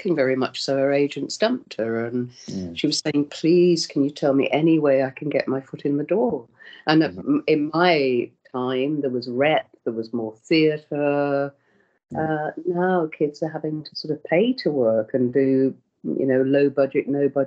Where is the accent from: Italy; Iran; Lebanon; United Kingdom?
United Kingdom; Birmingham, West Midlands; I'm from Birmingham, and I used to go to Birmingham Rep